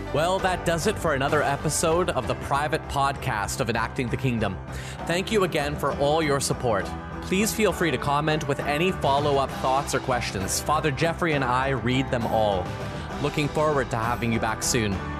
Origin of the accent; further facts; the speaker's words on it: Ontario, Canada; also born or lived in Manitoba; so I grew up in Ontario and I, I, went to school